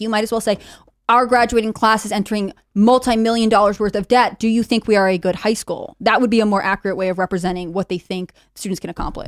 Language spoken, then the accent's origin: English; Connecticut, United States; I grew up in Connecticut, Blue State.